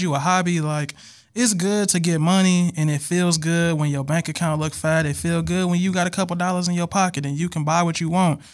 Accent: Milwaukee, Wisconsin, United States; I'm from Milwaukee, Wisconsin

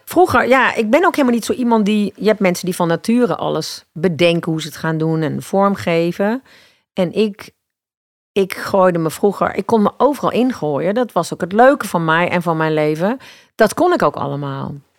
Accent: Eindhoven, North Brabant, Netherlands; moved away; waarom ga ik dan niet gewoon terug naar waar ik vandaan kom? Dus toen ben ik naar Eindhoven gegaan

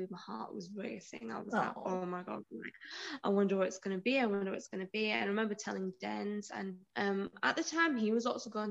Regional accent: Huddersfield, Yorkshire and the Humber, United Kingdom; accent: southern; moved away as an adult; also born or lived in Liverpool; So I was in Huddersfield, so that's where my family are, and I was based in Liverpool for my job.

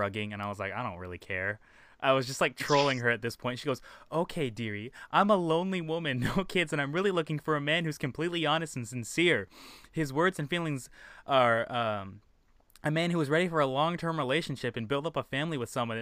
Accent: Indiana, United States; I sent her the Indiana flag

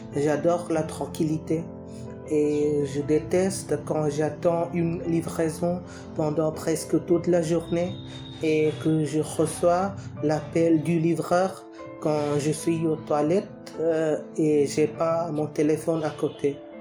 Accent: India; French is a second language; je viens d'Inde.

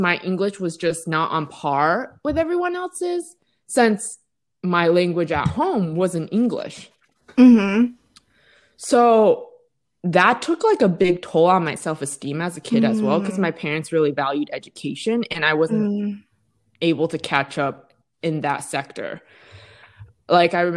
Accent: Vermont, United States; also born or lived in Massachusetts; I was born in Massachusetts and then my family moved to Vermont at a very, very young age.

